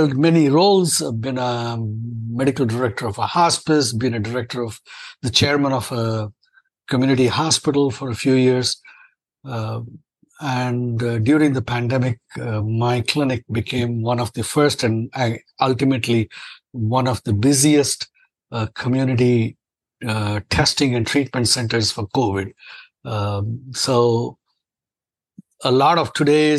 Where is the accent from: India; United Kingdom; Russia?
India; moved away as an adult; now in United States; I'm an Indian-born and trained and practicing American physician. I've been in the U.S. since 1988.